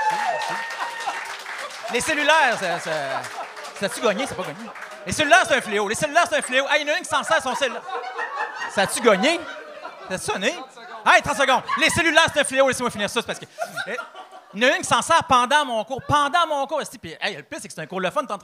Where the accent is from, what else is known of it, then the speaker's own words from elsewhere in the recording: Charlesbourg, Quebec, Canada; On est de Québec. Charlebourg, la police de Charlebourg.